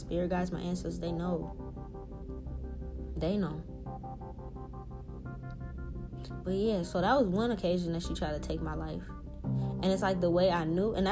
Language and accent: English; New Orleans, Louisiana, United States; I'm also from New Orleans. I also was raised in the motherfucking hood